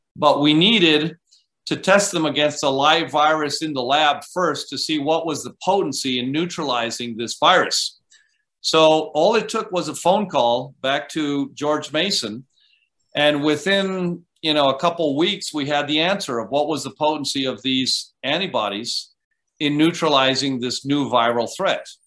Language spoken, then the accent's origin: English; Costa Rica; moved away as an adult; also born or lived in Vermont, United States; I grew up in Costa Rica. Um, went to school through high school